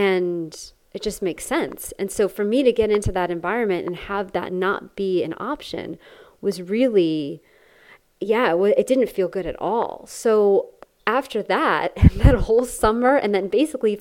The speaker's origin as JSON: {"language": "English", "region": "Connecticut", "country": "United States", "tie": "born or raised there", "said": "I grew up in Connecticut"}